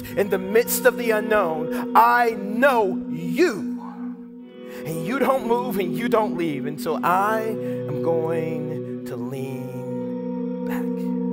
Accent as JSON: {"language": "English", "town": "Atlanta", "region": "Georgia", "country": "United States", "said": "We're both from Atlanta, the Atlanta area"}